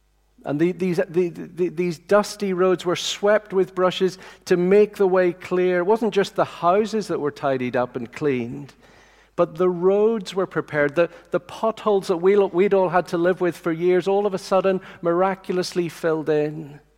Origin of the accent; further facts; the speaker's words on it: Tanzania; I remember as a little boy growing up in Tanzania in East Africa, I remember the president of Tanzania once coming to visit the compound of houses where we lived.